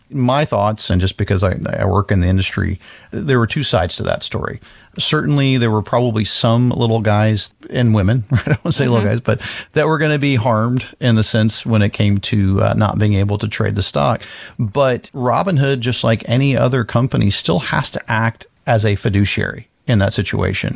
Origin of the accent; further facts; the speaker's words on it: Florida, United States; I grew up in Florida